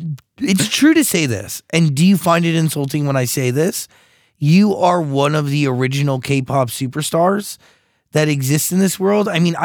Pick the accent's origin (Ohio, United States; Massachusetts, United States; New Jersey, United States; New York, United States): New Jersey, United States; Wayne; I'm from Wayne.